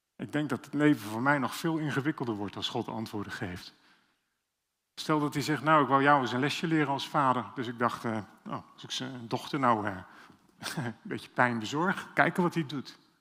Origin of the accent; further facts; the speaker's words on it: Amsterdam, North Holland, Netherlands; Dat zeg ik zelfs als Amsterdammer